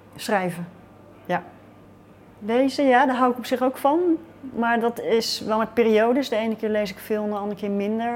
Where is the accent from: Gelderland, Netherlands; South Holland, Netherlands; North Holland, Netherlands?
South Holland, Netherlands; Rotterdam; ik kom uit Rotterdam